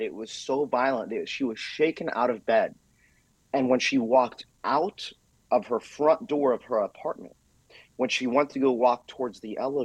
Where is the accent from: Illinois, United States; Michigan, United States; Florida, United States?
Florida, United States; South; I grew up here in South Florida